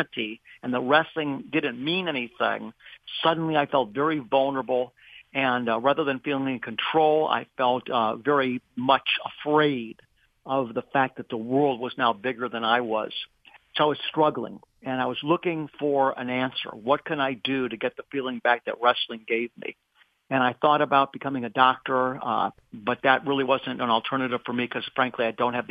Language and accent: English; Beachwood, Ohio, United States; also born or lived in Cleveland, Ohio; I was born in Cleveland, Ohio. I am going to be 65 this month, so I was born in 1958, and I grew up in the suburb of Cleveland called Beechwood